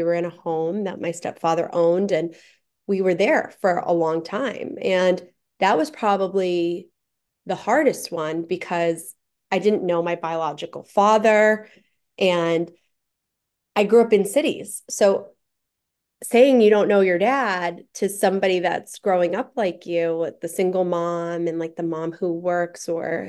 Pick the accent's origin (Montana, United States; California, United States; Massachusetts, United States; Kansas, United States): Massachusetts, United States; Taunton; also born or lived in Fall River / New Bedford / Providence; So I grew up in Taunton originally, like apartments. We moved a lot.